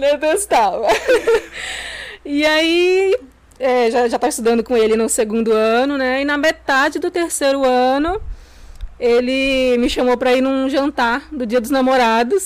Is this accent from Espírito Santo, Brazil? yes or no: yes; São Gabriel da Palha, Espírito Santo, Brazil; also born or lived in São Mateus, Espírito Santo; eu nasci aqui mesmo, né, em São Gabriel